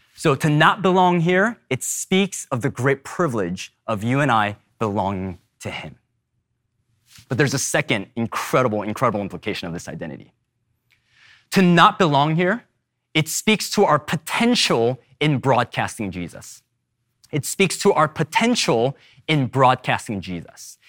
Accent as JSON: {"language": "English", "region": "California", "country": "United States", "tie": "born or raised there", "also_born_or_lived": "Seoul, South Korea", "second_language": "English"}